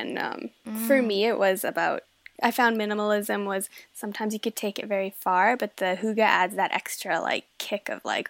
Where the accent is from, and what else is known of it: Denmark; born or raised there